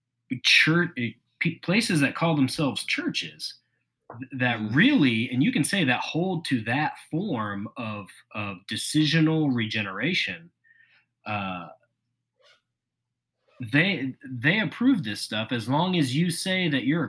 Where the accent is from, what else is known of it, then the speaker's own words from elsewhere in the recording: the South, United States; growing up in the South